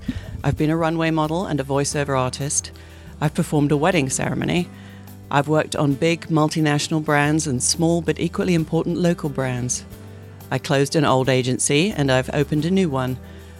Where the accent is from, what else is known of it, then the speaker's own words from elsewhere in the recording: United Kingdom; moved away as an adult; now in Portland, United States; I am a British-American advertising executive. I came to the Pacific Northwest in 1992 on an adventure. At the time, I couldn't put Oregon on a map.